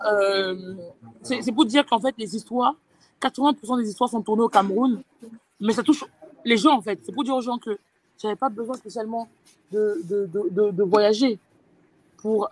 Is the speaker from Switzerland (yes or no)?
no; France; j'ai grandi en France